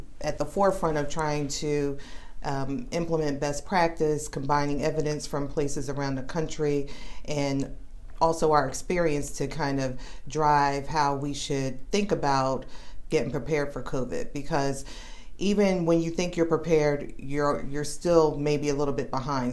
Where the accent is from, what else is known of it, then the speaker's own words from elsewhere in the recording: Philadelphia, Pennsylvania, United States; now in Charlotte, United States; I'm from Philadelphia, graduated from University of Pennsylvania